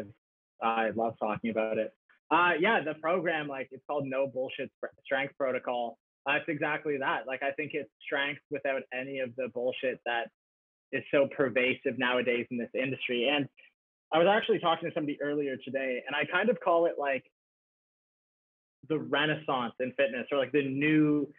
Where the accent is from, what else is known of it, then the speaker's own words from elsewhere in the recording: Canada; being Canadian